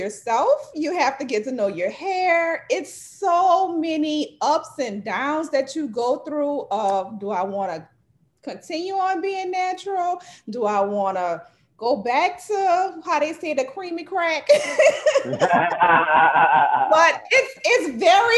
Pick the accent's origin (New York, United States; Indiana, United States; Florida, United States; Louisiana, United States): Louisiana, United States; New Orleans; now in Slidell, United States; I am from New Orleans, Louisiana. I live in Slidell, Louisiana.